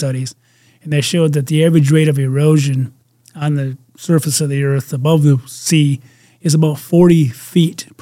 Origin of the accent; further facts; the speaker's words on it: Michigan, United States; my home state of Michigan